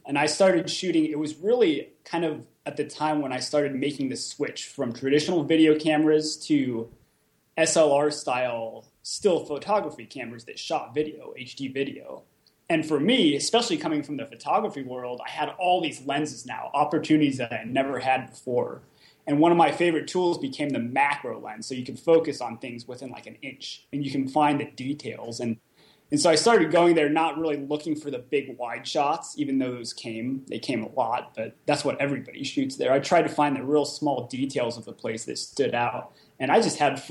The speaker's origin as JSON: {"language": "English", "region": "Southern California", "country": "United States", "tie": "born or raised there", "moved": "as an adult", "lives_now": "Detroit, United States", "said": "I grew up in Southern California"}